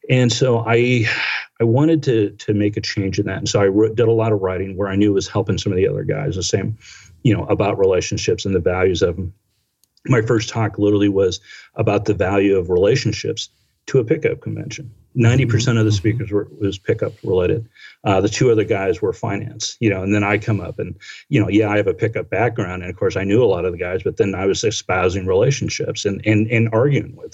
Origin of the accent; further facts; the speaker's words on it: Washington, District of Columbia, United States; I came from Washington D.C. that had a whole different cultural spins on it that I embraced.